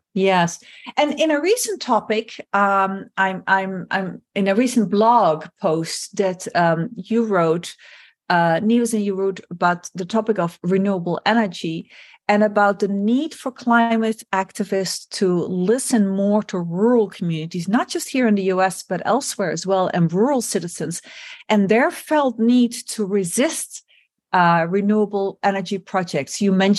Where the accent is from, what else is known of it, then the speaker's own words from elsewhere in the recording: Netherlands; English is a second language; And it's led in the Netherlands, my home country, to a significant political upheaval